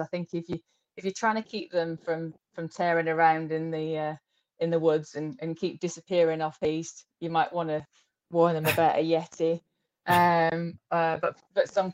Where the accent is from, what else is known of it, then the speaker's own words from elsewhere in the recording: Rossendale, North West England, United Kingdom; I was brought up in Rosendale, so kind of grew up on Ski Rosendale